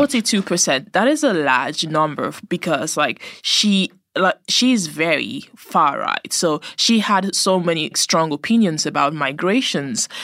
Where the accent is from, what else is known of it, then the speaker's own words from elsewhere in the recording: Nigeria; I'm Nigerian, so I would know a whole lot of other Nigerian families there